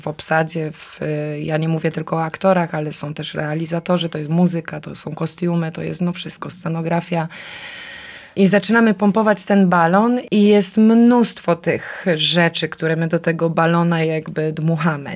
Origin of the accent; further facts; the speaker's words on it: Silesian Voivodeship, Poland; moved away; also born or lived in Kraków; wróciłam, bo ja jestem ze Śląska na stare śmieci.